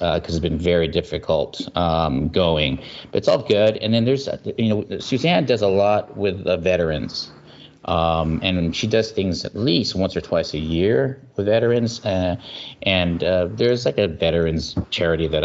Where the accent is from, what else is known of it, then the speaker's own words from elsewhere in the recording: United States; I'm Asian American, and I'm specifically Filipino American